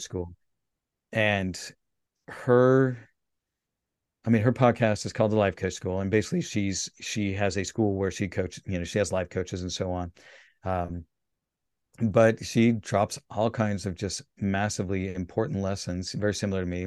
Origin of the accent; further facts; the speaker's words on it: Salt Lake City, Utah, United States; I grew up in Salt Lake